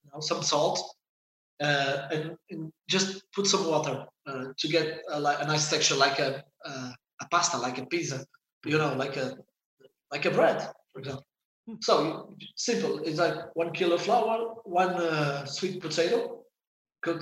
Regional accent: Santo António, Madeira, Portugal; English is a second language; moved away; I'm from Sant Antonio. From Sant Antonio. It's the same village of Cristiano

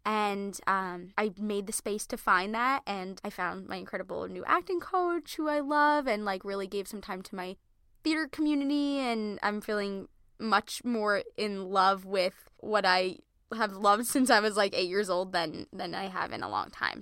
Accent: Merrick, New York, United States; we're originally from Merrick, Long Island.

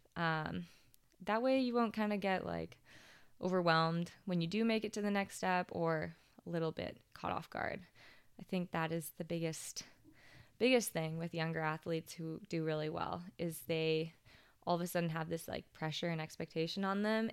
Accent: West Vancouver, British Columbia, Canada; also born or lived in Whistler; I grew up in West Vancouver and Whistler, which is, like, the most sheltered areas probably in Canada

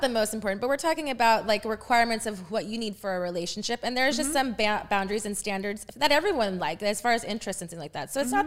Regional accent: Texas, United States; moved away as an adult; now in Los Angeles, United States; I'm from Texas

